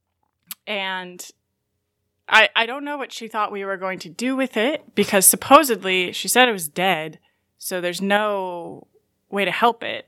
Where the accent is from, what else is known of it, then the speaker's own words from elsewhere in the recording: Novato, California, United States; I'm from Novato, California, which is uh, about an hour north of San Francisco